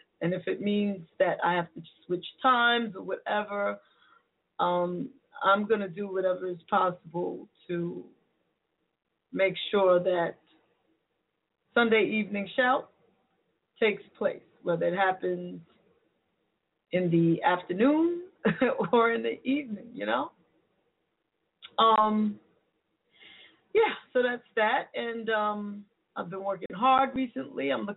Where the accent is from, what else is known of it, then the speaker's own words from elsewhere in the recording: New York City, New York, United States; moved away; my hometown of the Bronx, New York